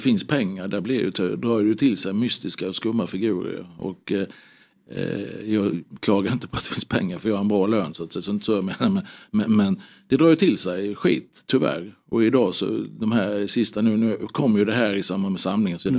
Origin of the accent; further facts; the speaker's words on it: Sweden; som svensk alltså medborgare